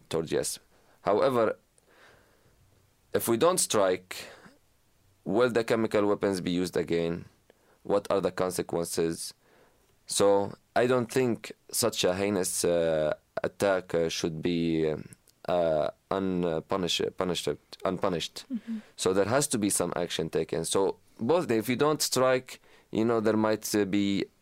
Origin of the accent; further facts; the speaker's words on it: Syria; now in United States; not only as an American, as a Syrian